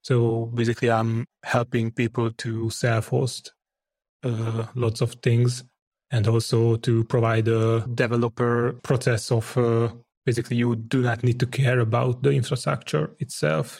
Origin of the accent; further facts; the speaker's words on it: Hungary; I'm from Hungary.